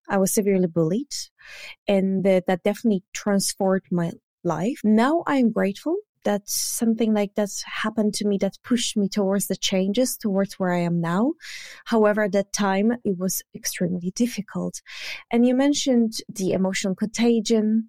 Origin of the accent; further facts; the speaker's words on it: Poland; English is a second language; moved away as an adult; now in United Kingdom; originally I'm from Poland, but I live now in the U K.